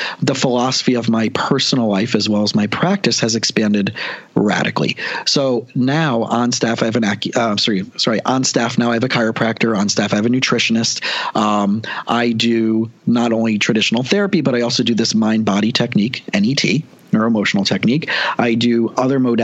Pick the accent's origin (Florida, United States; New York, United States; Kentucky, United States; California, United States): Florida, United States; South; I grew up down here in South Florida and a really average family